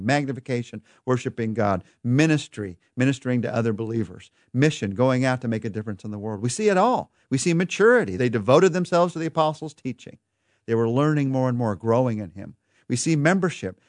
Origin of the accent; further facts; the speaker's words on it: United States; we're American